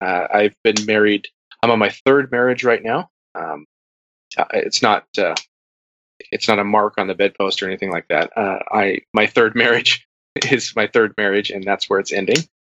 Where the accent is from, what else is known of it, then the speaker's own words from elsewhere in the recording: Utah, United States; also born or lived in California; Born in California, moved to Utah at a very young age, been here ever since. Utah County.